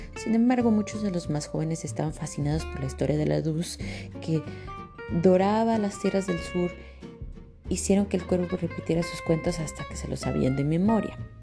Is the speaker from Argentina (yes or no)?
no; Mexico; now in Canada; soy aquí una mexicana